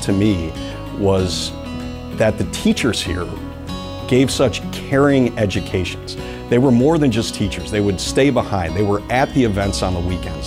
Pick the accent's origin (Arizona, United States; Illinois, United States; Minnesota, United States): Illinois, United States; Evanston; I grew up here in Evanston, went to St. A's for grade school, then went to Loyola Academy.